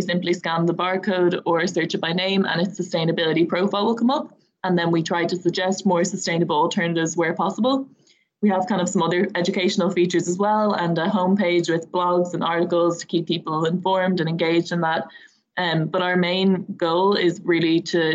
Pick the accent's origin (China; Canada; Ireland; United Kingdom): Ireland; Dublin, Leinster; I'm just from Dublin